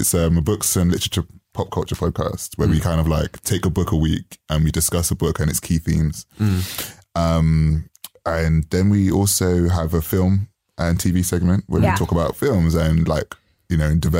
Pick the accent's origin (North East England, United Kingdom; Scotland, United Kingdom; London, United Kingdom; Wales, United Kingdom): London, United Kingdom; We're all from London, so a lot of the stuff tends to be London-centric.